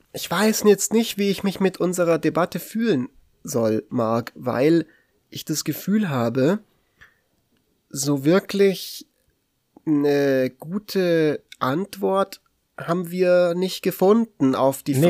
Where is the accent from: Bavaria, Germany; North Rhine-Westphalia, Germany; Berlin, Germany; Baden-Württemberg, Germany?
Bavaria, Germany; Munich; hier in meiner Heimatstadt, in München